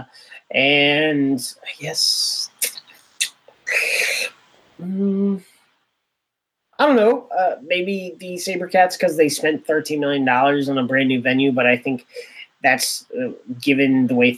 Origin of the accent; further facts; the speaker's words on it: Los Angeles, California, United States; I'm from Los Angeles